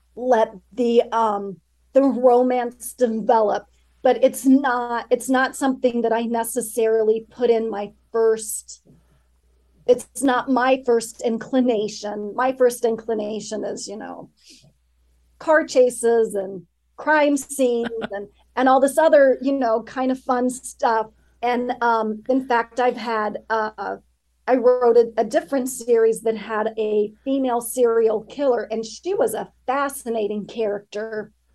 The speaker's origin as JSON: {"language": "English", "town": "Grand Junction", "region": "Colorado", "country": "United States", "tie": "born or raised there", "said": "I grew up in Western Colorado. Blue Larkspur, the town where it's set, it uh, doesn't exist, but it's based very loosely on the place that I grew up, which is Grand Junction"}